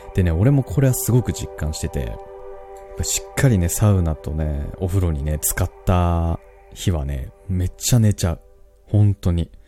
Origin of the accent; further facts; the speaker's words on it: Kansai, Japan; accent: Kansai dialect; また関西弁出ちゃったけど。